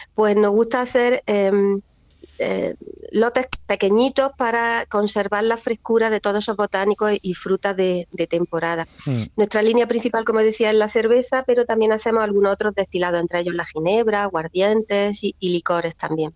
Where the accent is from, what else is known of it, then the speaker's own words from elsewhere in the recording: Almería, Andalusia, Spain; also born or lived in Fondón; somos nosotros de Almería y en Fondón en concreto, mis raíces familiares están en Fondón